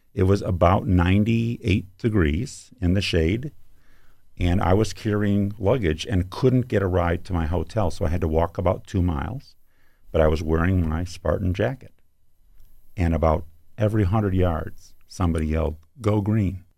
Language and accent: English; Ann Arbor, Michigan, United States; also born or lived in Petoskey, Michigan / Bay Shore, Michigan; I grew up in Ann Arbor